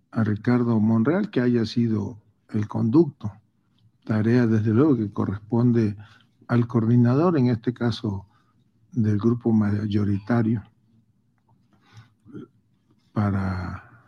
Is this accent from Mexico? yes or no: yes; Mexico; tenemos que confiar como mexicanos en la profesionalización